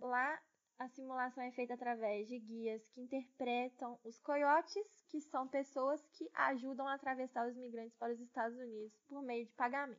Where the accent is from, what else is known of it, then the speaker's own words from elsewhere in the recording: Brazil; nós, enquanto brasileiros